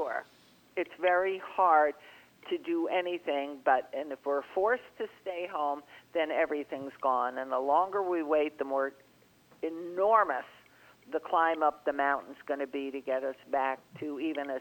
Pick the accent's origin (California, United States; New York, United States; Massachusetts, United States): New York, United States; moved away; I grew up in New York, and I was in those squash subways and buses and elevators and apartment buildings